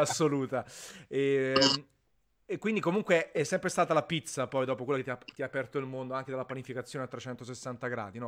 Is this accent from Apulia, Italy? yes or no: no; Naples, Campania, Italy; io sono napoletano verace